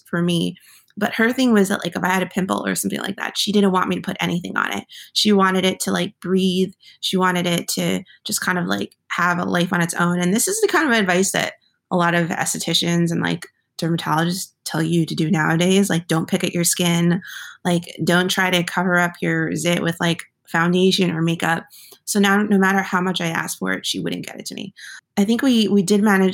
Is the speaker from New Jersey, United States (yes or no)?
yes; New Jersey, United States; I grew up in New Jersey.